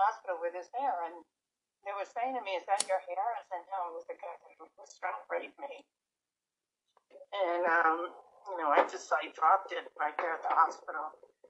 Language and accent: English; New York City, New York, United States; me growing up in New York City during the late 60s, early 70s, throughout the 70s, frankly, all the way up to the early 80s.